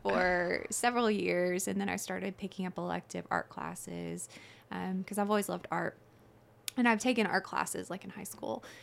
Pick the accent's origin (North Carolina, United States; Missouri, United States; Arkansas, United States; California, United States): Arkansas, United States; Little Rock; moved away as an adult; I'm originally from Little Rock, Arkansas, and my husband, Ben, is in the Army, so we move all over um, every couple of years or every year.